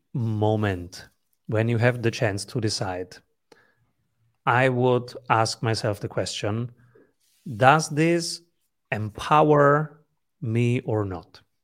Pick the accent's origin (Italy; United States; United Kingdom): Italy; English is a second language; also born or lived in the Mediterranean; I'm an Italian